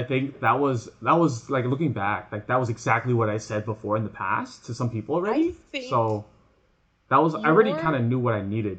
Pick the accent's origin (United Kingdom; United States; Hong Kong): Hong Kong; now in North America; Yeah, but I mean, I guess if I grew up in Hong Kong kind of thing.